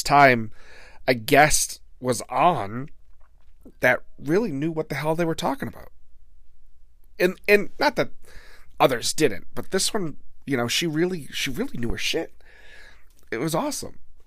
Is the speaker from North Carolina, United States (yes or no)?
no; Blackstone, Massachusetts, United States; my hometown of Blackstone, Massachusetts